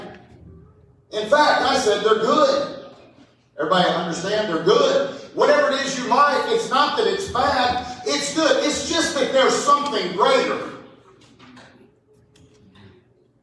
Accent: High Point, North Carolina, United States; also born or lived in Raleigh, North Carolina / Decatur, Illinois / Yadkinville, North Carolina / Greensburg; now in Louisville, United States; I grew up in High Point, North Carolina

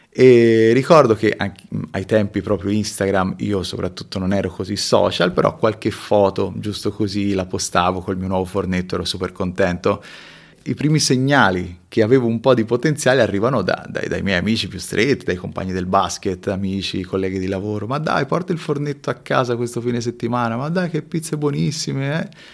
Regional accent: Tuscany, Italy; born or raised there; moved away as an adult; also born or lived in Peru / Marche

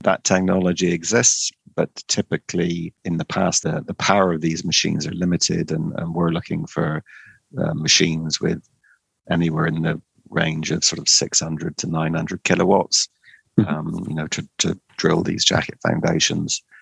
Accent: Cornwall, South West England, United Kingdom; I was born and brought up in Cornwall

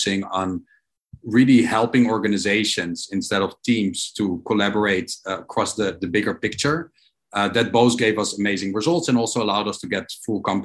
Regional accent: Amsterdam, North Holland, Netherlands; also born or lived in New York; now in Israel; I'm originally from Holland, from Amsterdam

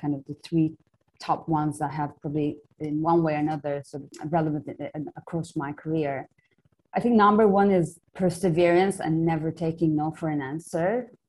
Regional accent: Istanbul, Turkey; Yeah, so very briefly, I grew up in Istanbul, Turkey.

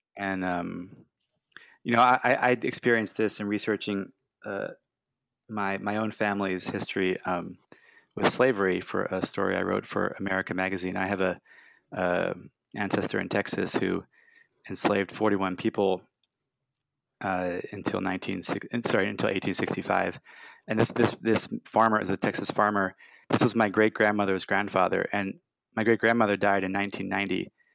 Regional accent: Brussels, Brussels-Capital Region, Belgium; now in United States; I grew up in Brussels

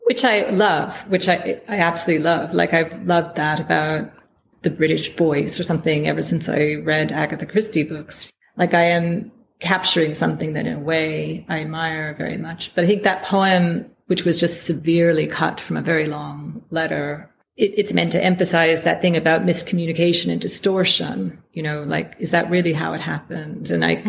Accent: United States; moved away as an adult; now in United Kingdom; me as an American

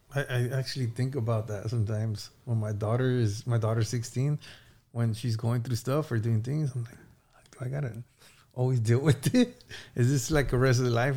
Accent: Santa Barbara, California, United States; I grew up in Santa Barbara, so we always knew each other since we were kids

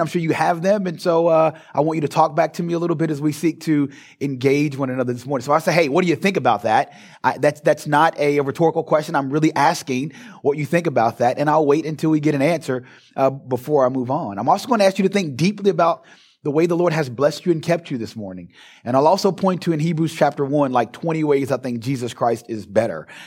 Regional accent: Louisville, Kentucky, United States; moved away as an adult; now in Springfield, Ohio, United States; born and raised in Louisville, Kentucky, and just moved to Ohio a few years ago.

